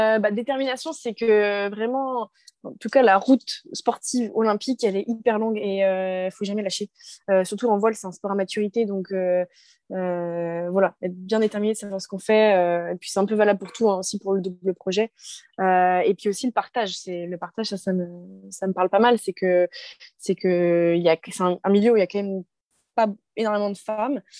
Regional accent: Brest, Brittany, France; je suis originaire de Brest

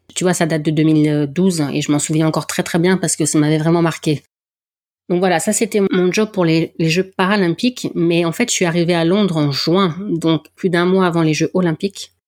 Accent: the North, Hauts-de-France, France; accent: accent du Nord; mon accent du Nord

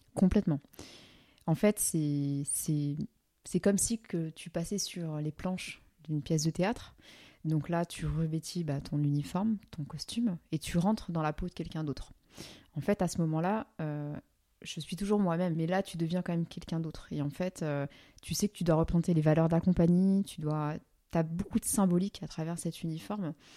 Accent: France; en tant que français

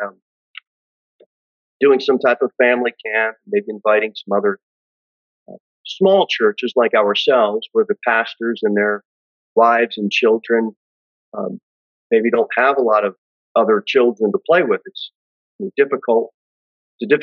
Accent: United States; We as Christians, as American Christians

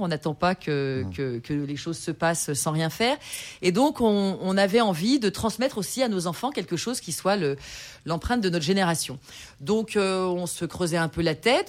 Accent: Burgundy, Bourgogne-Franche-Comté, France; also born or lived in Paris / Jura; je suis très bourguignonne. Hein. Je suis née en Bourgogne, j'ai grandi en Bourgogne

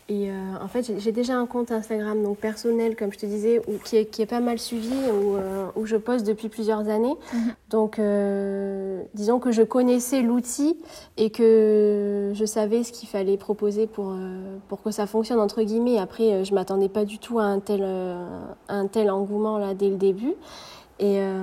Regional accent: Marseille, Provence-Alpes-Côte d'Azur, France; moved away as an adult; now in Perpignan, France; J'ai quitté ma région natale euh, il y a maintenant deux ans. J'habitais à Marseille

